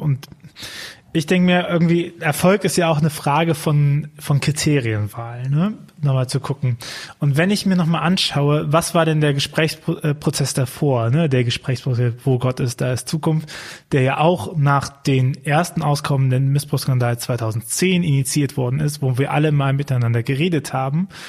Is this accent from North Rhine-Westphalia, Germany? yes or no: yes; Archdiocese of Cologne, North Rhine-Westphalia, Germany; ich komme aus dem Erzbistum Köln